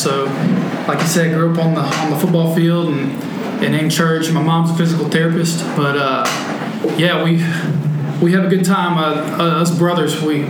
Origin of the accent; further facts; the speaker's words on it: Bossier City, Louisiana, United States; from Bossier City, lived there my whole life.